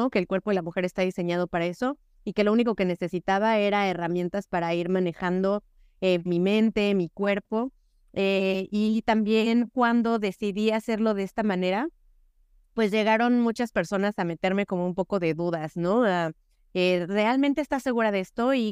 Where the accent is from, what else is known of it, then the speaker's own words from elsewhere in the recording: Mexico; porque por supuesto que no son, acá en México decimos que no son enchiladas, ¿no?